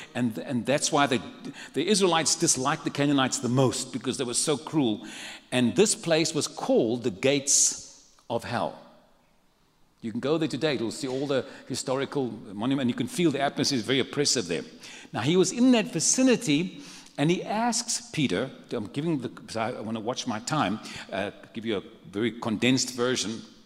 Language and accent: English; Cape Town, Western Cape, South Africa; moved away as an adult; now in San Antonio, United States; I come from South Africa. I was born and raised in a city called Cape Town. But I've lived the last 23 years in San Antonio